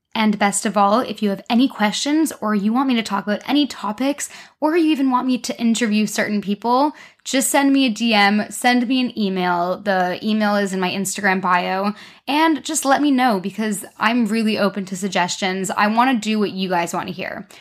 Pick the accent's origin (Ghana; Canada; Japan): Canada; accent: Canadian; moved away as an adult; now in London, United Kingdom; I'm Canadian, hence my accent, not very British